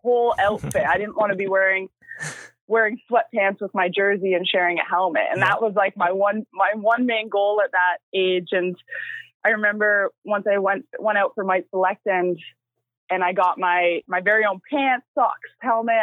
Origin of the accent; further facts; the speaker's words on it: Maple Ridge, British Columbia, Canada; I started out in my hometown, Maple Ridge. So that's where I'm from. That's where I still call home.